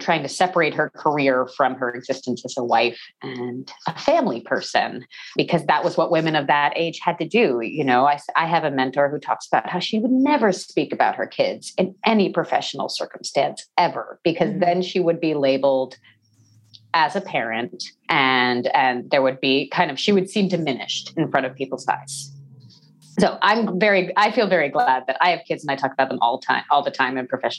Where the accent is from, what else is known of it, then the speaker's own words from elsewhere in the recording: New Jersey, United States; also born or lived in Texas / New York; I was born in Texas. I grew up in New Jersey